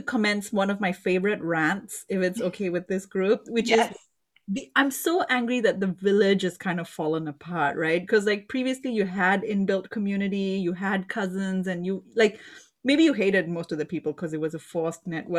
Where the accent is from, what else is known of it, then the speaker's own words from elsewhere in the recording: Singapore; now in United States; So I'm Indian and of Indian descent. And I grew up in Singapore, though.